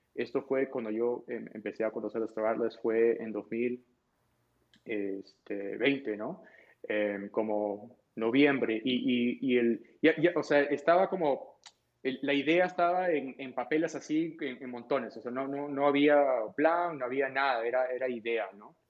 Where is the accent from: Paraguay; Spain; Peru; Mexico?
Peru; yo nací en Perú